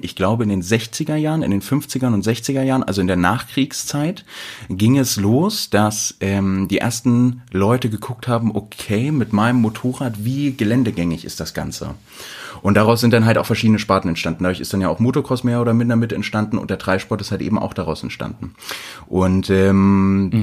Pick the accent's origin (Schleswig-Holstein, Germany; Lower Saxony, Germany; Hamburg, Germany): Lower Saxony, Germany; Wedemark; moved away as an adult; now in Hanover, Germany; Ich komme ursprünglich aus dem Speckgürtel von Hannover